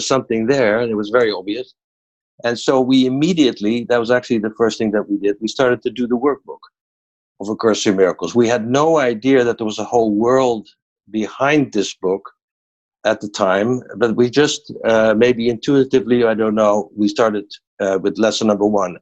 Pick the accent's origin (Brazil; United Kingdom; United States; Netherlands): Netherlands; I'm from Holland